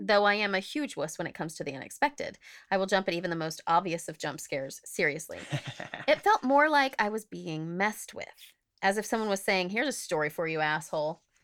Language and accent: English; Oklahoma, United States; moved away; I grew up in Oklahoma